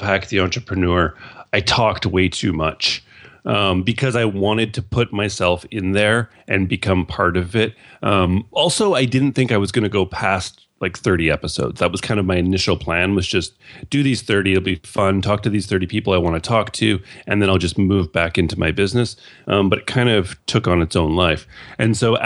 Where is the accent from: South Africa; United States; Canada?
Canada; being Canadian